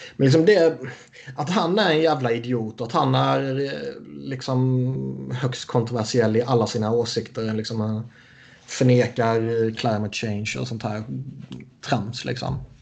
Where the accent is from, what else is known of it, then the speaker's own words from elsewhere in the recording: Sweden; som svensk